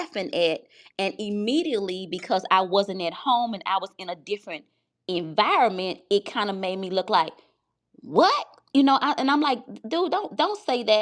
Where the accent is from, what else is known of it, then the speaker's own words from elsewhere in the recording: the South, United States; I grew up in the South